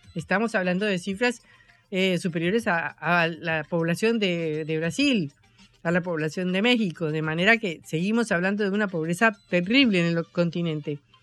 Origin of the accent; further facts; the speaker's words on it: Colombia; now in Argentina; una colombiana acostumbrada a la pobreza